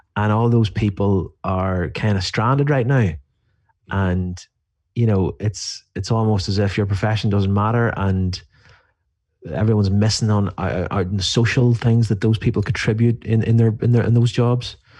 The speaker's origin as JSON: {"language": "English", "country": "Ireland", "said": "I'm from Ireland."}